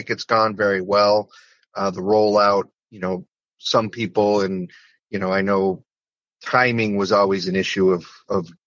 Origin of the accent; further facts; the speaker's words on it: West Springfield, Massachusetts, United States; My hometown of West Springfield made up the bulk of my House district.